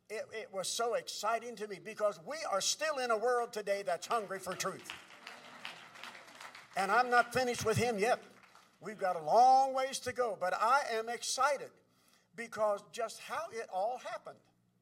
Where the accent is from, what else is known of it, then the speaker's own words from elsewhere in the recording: Crooksville, Ohio, United States; moved away as an adult; now in Bridgeton, United States; Now, I grew up in Crooksville, Ohio, and we now live in Bridgeton or St. Louis.